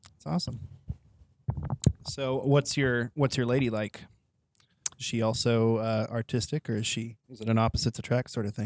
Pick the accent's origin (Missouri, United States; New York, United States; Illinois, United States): Missouri, United States; near Joplin; also born or lived in Springfield, Missouri; now in Joplin, United States; I didn't grow up in Joplin, but I grew up near Joplin